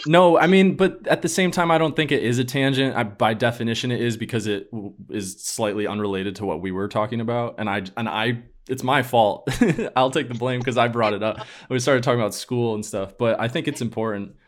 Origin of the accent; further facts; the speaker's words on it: upstate New York, United States; now in Boston, United States; I know I told you that I live in Boston, but I'm from New York as well. Not the city